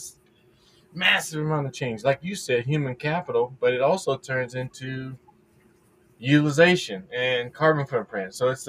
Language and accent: English; Houston or Galveston, Texas, United States; moved away; those our friends in Houston and Galveston, what they do affect us. So they've got to be really thoughtful about the things that are happening down there too. And that's my hometown.